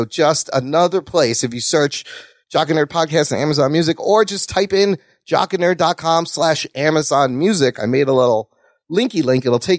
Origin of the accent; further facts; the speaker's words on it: Pakistan; I'm Pakistani